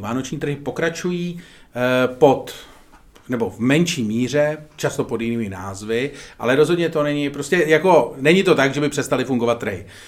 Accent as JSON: {"language": "Czech", "country": "Czechia", "said": "jsme momentálně Češi"}